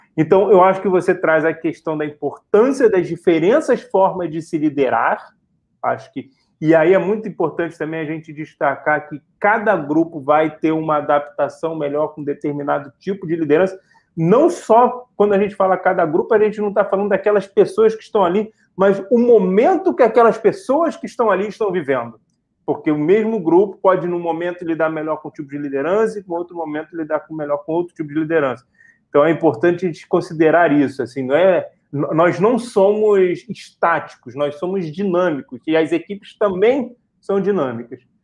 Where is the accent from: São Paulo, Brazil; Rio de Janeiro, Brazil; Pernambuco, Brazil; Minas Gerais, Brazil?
Rio de Janeiro, Brazil; nós dois somos do Rio de Janeiro